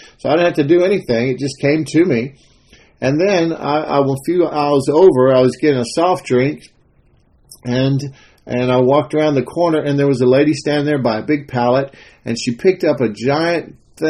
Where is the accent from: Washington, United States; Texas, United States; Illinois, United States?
Texas, United States; I'm a Texan. I like to make my own chili from scratch.